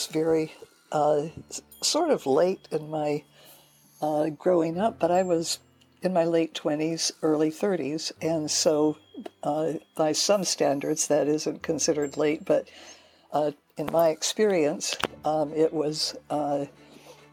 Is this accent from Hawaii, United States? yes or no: yes; Hilo, Hawaii, United States; moved away; I grew up in Hilo, Hawaii